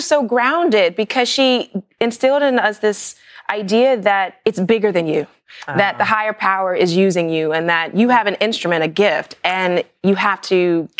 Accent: New York, United States; I was born here in New York

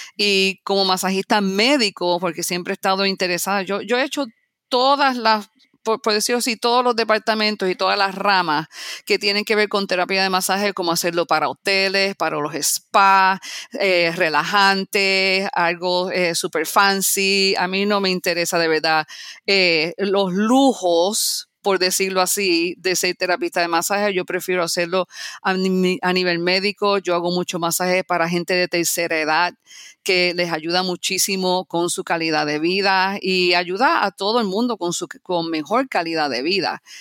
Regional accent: Puerto Rico; moved away as an adult; also born or lived in New York City, United States; now in Florida, United States; yo nací en los Estados Unidos, en la ciudad de Nueva York. Me mudé para Puerto Rico a la edad de 7 años. Viví 29 años

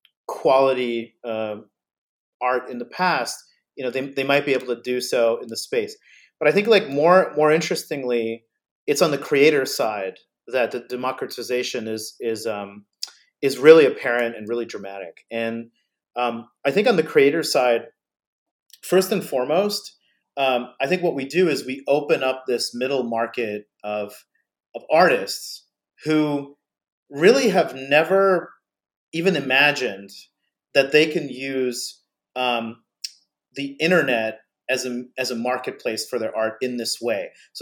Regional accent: New Jersey, United States; but she comes from New Jersey. I grew up in New Jersey as well.

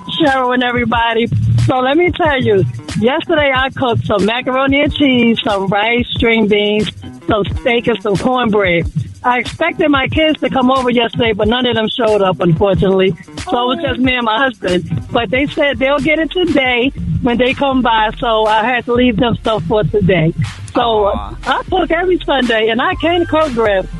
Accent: Jersey City, New Jersey, United States; I'm from Jersey City

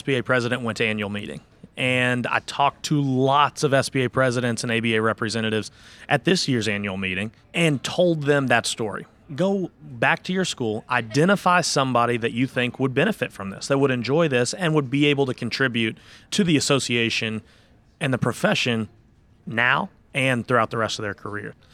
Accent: Louisville, Kentucky, United States; also born or lived in Nashville, Tennessee; I am born and raised in Louisville, Kentucky as well

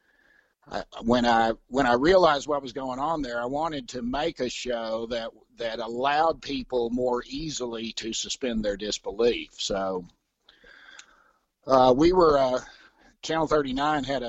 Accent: East Texas, United States; moved away as an adult; also born or lived in Austin, Texas / Dallas, Texas / Atlanta, Georgia; now in Denver, United States; East Texas originally

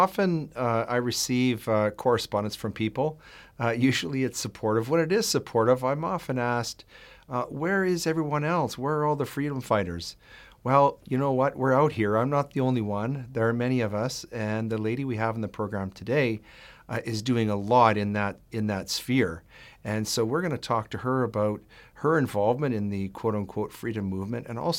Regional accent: Edmonton, Alberta, Canada; I'm originally from Edmonton, so we probably grew up around the same time

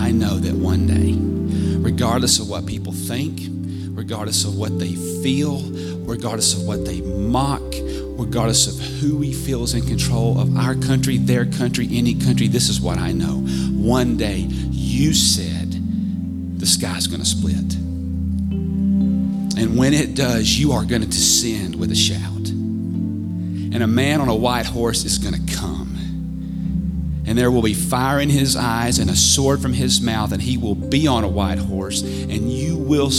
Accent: United States; as American who's done some mission work and other things

